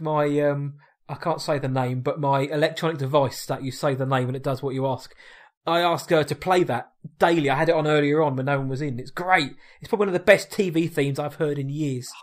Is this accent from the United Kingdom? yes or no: yes; United Kingdom; we are British